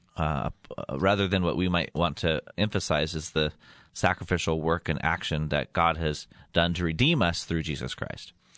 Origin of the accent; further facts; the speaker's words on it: Yuma, Colorado, United States; moved away; I was doing a little radio show in my hometown of, um, Yuma, Colorado